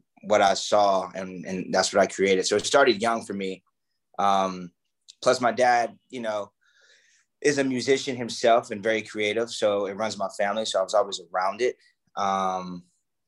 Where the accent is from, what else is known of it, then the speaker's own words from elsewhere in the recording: Atlanta, Georgia, United States; I grew up in Atlanta, Georgia. And it was the outskirts of Atlanta